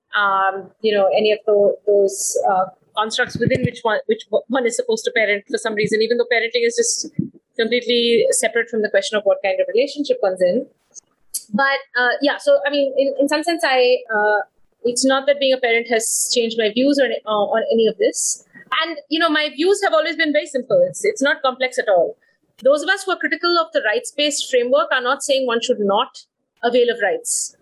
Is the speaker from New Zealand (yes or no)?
no; Bangalore, Karnataka, India; also born or lived in Delhi, India / United States; I grew up in Bangalore and uh, Delhi.